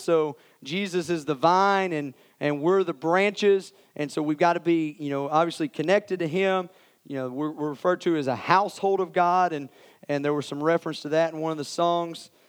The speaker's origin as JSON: {"language": "English", "town": "Morristown", "region": "Tennessee", "country": "United States", "tie": "born or raised there", "said": "I grew up in Morristown, went to West Elementary"}